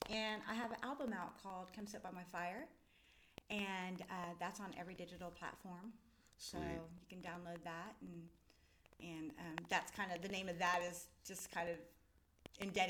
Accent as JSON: {"language": "English", "town": "Iola", "region": "Kansas", "country": "United States", "said": "I'm from Iola"}